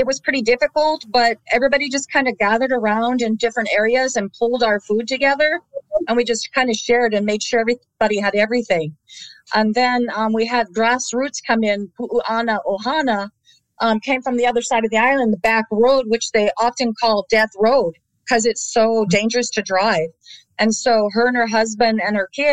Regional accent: California, United States; now in Maui, United States; I live in Maui. Maui is my residence, my home, but I'm originally from California

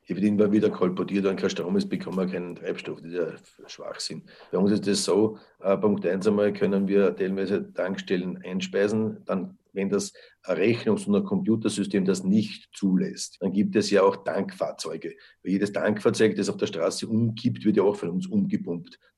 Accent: Lower Austria, Austria; da sind wir sicher europaweit vorne als Niederösterreicher

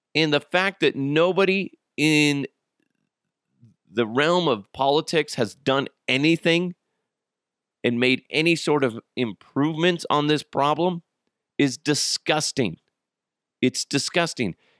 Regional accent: United States

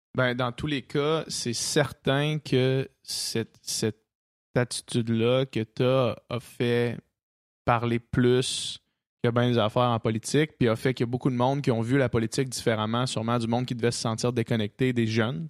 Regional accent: Quebec City, Quebec, Canada; moved away; on vient de Québec

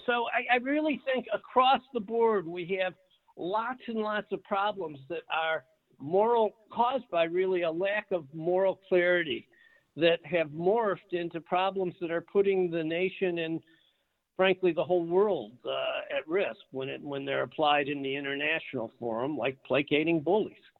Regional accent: Detroit, Michigan, United States; I grew up in Detroit, uh, not in a particularly affluent area

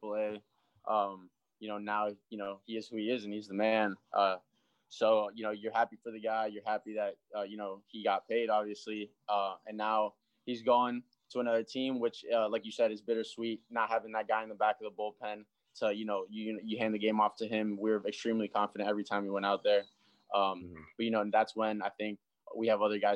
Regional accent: South Florida, United States; growing up in South Florida.

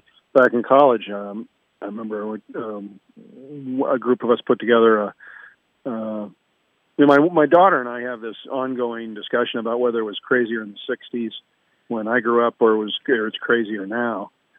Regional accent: Ohio, United States; now in California, United States; growing up in Ohio

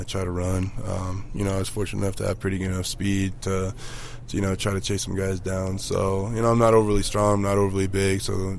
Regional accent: Cozad, Nebraska, United States; also born or lived in Houston; now in Denver, United States; A small town called Cozad, Nebraska.

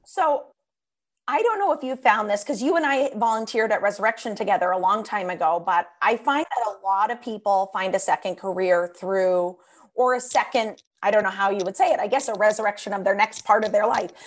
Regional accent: Washington, District of Columbia, United States; moved away; I grew up in Washington, D C, on Capitol Hill, right by the Capitol, U S Capitol

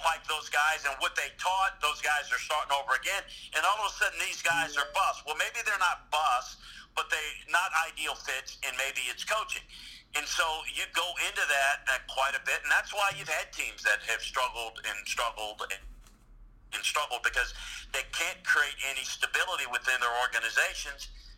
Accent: Mobile, Alabama, United States; I knew the kid from growing up in Mobile and the whole time at LSU.

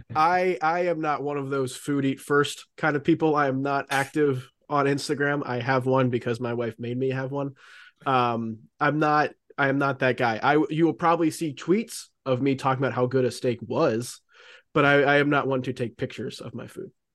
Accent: Raleigh, North Carolina, United States; I grew up here in in Raleigh

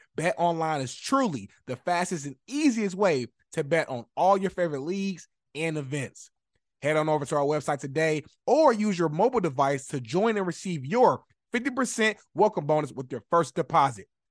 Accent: Indianapolis, Indiana, United States; moved away as an adult; now in Los Angeles, United States; right now, I live in Los Angeles, but I'm originally from Indianapolis, Indiana

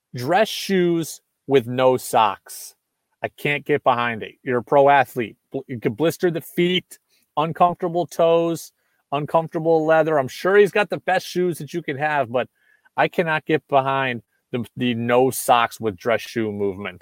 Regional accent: Seattle, Washington, United States; now in New England, United States; I grew up in Seattle.

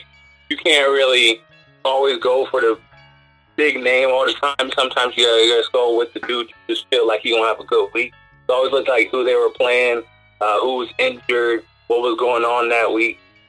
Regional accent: Sacramento, California, United States; moved away; I'm originally from Sacramento, California.

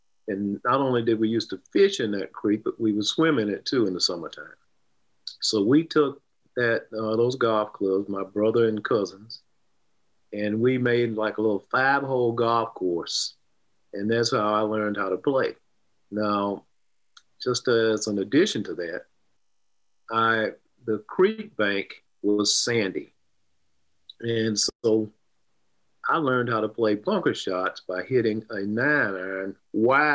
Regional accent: Arden, North Carolina, United States; 11-year-old growing up in Arden, North Carolina, which is a suburb of Asheville, North Carolina

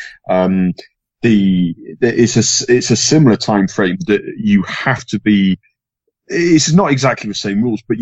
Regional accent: England, United Kingdom; being English

